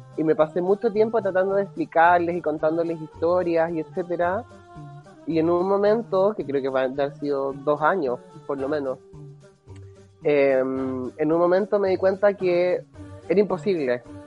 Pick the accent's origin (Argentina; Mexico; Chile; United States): Chile; now in Berlin, Germany; cuando yo me fui de Chile